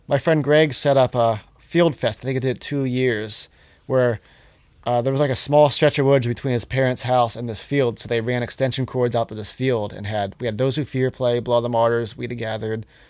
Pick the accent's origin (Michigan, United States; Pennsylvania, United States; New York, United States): Pennsylvania, United States; Johnstown; I'm from Johnstown